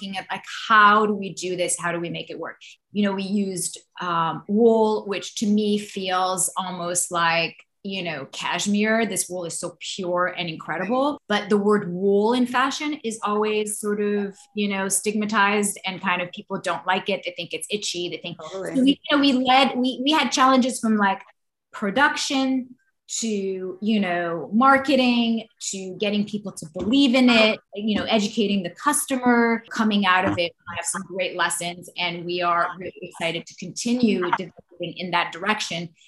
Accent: Morocco; also born or lived in Paris, France; now in California, United States; I moved to California from Paris in 1999. I'm originally from Morocco.

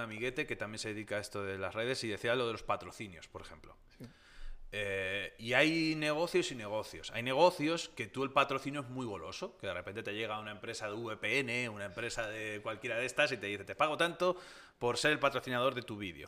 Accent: Tomelloso, Castilla-La Mancha, Spain; mi tierra, ya que yo soy de Tomelloso, de Ciudad Real

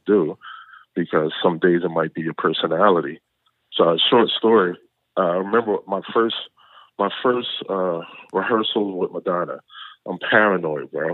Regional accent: Philadelphia, Pennsylvania, United States; now in Los Angeles, United States; I was born and raised in Philadelphia.

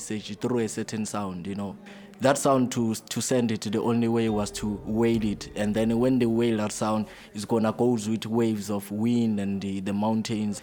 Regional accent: Soweto, Gauteng, South Africa; I grew up in Jablani in Soweto.

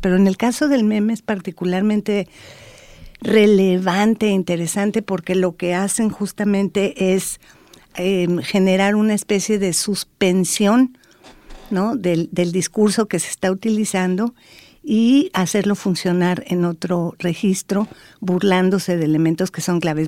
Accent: Mexico; soy mexicana

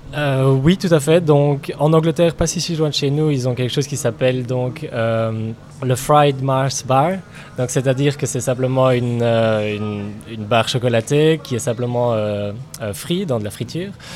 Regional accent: Belgium; now in New Zealand; je suis belge d'origine et euh, je ne réfuterai jamais euh, cette origine, bien sûr, mais mon pays d'adoption et mon pays de cœur c'est la Nouvelle-Zélande

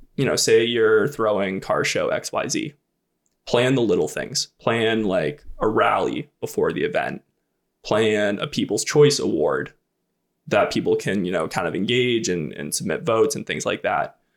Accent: New Hampshire, United States; I grew up in New Hampshire

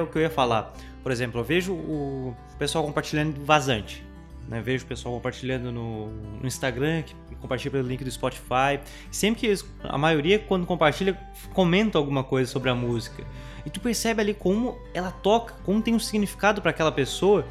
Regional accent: Santa Catarina, Brazil; nós somos de Santa Catarina

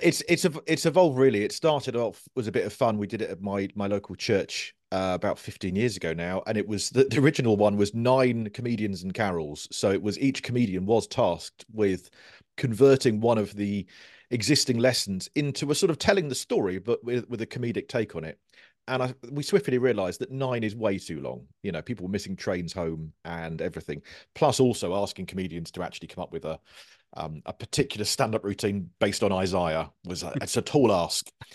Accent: Guildford, South East England, United Kingdom; also born or lived in Cornwall; I moved up here when I was five, so I'm, I'm kind of more Guildford than, than Cornwall

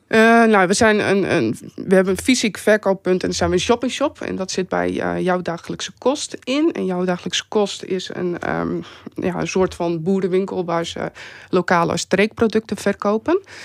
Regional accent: Vlieland, Friesland, Netherlands; ik ben zelf ben ik opgegroeid op Vlieland

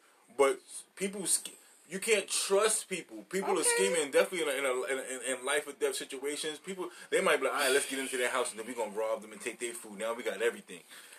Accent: New York City, New York, United States; I grew up in New York City housing

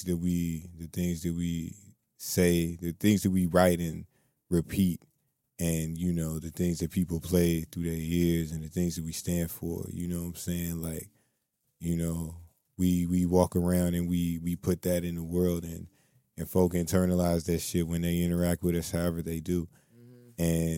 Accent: Muskogee, Oklahoma, United States; born there; I was born in Muskogee, Oklahoma, you know what I'm saying, in 1988.

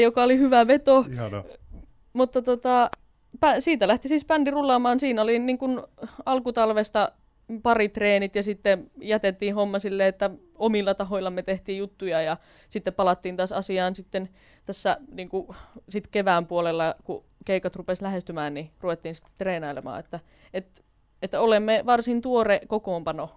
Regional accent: Karttula, North Savo, Finland; moved away; kotikonnuilla Karttulassakin

